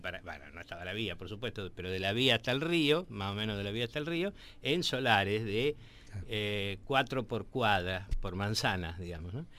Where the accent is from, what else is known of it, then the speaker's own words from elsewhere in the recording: Quilmes, Buenos Aires Province, Argentina; moved away; yo viví en Quilmes, me, una buena parte de mi adolescencia la pasé en Quilmes